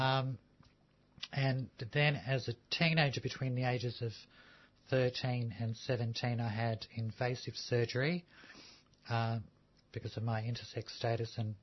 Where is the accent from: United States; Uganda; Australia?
Australia; Melbourne, Victoria; also born or lived in Sydney; I grew up in the Fitzroy Housing Commission just down the road